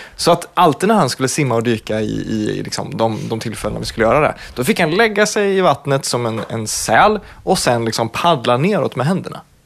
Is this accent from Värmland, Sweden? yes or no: yes; Värmland, Sweden; jag är från Värmland